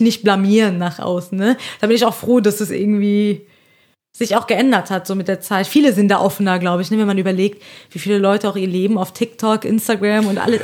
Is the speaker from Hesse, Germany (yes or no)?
yes; Hesse, Germany; accent: Hessian